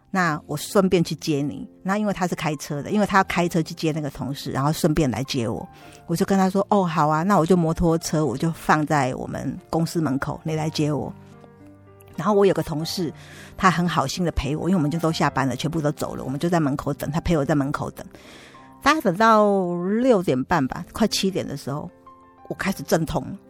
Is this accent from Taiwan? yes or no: yes; Taipei, Taiwan; 我娘家现在在民生社区附近，也是离松山教会很近